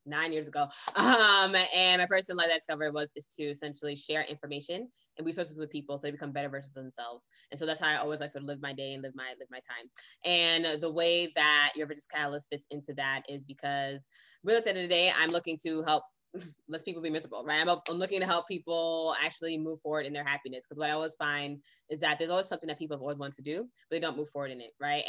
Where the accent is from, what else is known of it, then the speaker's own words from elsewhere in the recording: Boston, Massachusetts, United States; also born or lived in Brooklyn, New York / California; I was raised in Brooklyn, New York and Boston, Massachusetts. And then after then went to California and was there for over a decade. Now I'm back in Massachusetts